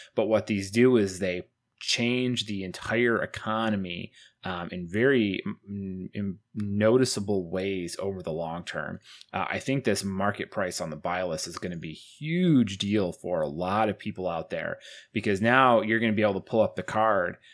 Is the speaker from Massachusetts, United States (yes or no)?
no; Syracuse, New York, United States; moved away; I'm from Syracuse